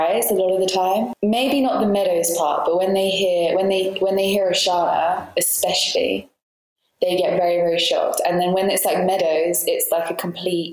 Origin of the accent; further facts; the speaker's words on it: England, United Kingdom; now in Malta; I don't 100% fit in with like the English culture I feel that I grew up